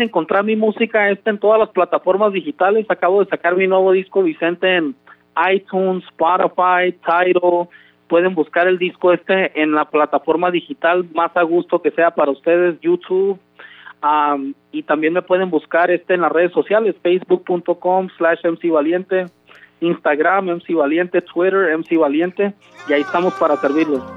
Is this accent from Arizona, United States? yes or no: no; Compton, California, United States; also born or lived in Los Mochis, Sinaloa, Mexico; yo crecí aquí en California, aquí en Compton, California, pero mi mamá me trajo este a, un año de edad. Yo nací en Los Mochis, Sinaloa soy mexicano